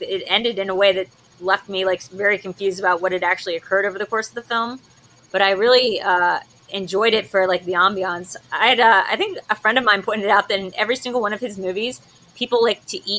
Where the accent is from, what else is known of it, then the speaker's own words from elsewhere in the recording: Delaware, United States; moved away; we're both from Delaware